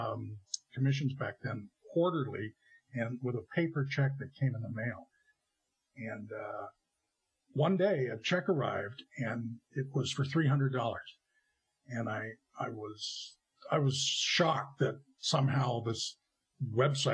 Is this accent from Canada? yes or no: yes; Canada; moved away as an adult; also born or lived in California, United States; I emigrated from Canada to California